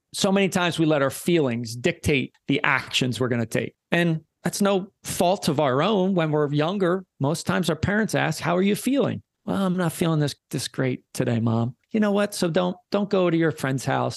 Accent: Philadelphia, Pennsylvania, United States; I'm from Philly

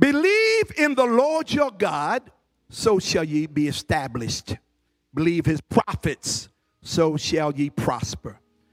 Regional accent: Newark, New Jersey, United States; just to let anybody know I'm from Newark. You fought.

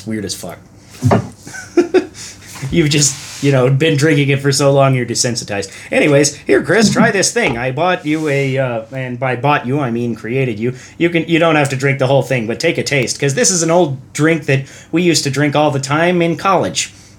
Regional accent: Ireland; Well, I have to be up early tomorrow, but I'm Irish, so, you know, it's okay.

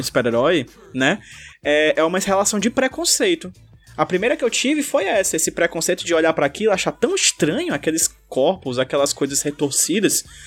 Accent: Brazil; also born or lived in Fortaleza; como brasileiro

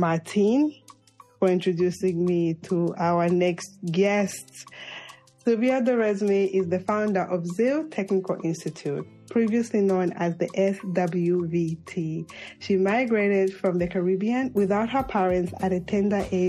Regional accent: Zambia; moved away; I'm from Zambia

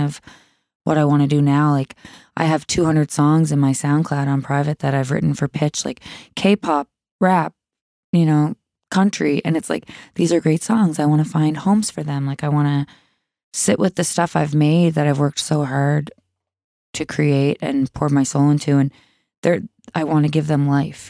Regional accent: Sydney, Nova Scotia, Canada; I grew up in Cape Breton

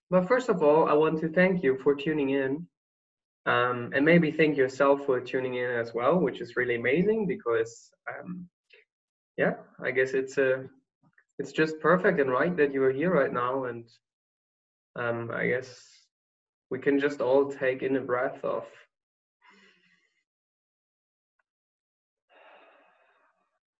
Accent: Germany; I'm going back to my home country, Germany, in 4 days

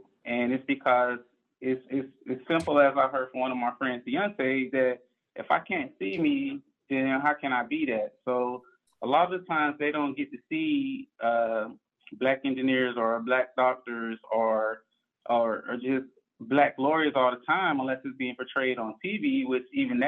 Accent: Orlando, Florida, United States; I come from Orlando, born and raised, and I grew up in the inner city of Orlando in the Paramore area

